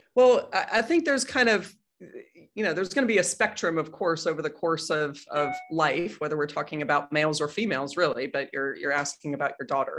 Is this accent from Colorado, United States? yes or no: yes; Boulder, Colorado, United States; also born or lived in Chicago, Illinois / Washington State / Denver, Colorado; most of my childhood from second grade through college gra-, or high school graduation was in Boulder, Colorado, so grew up there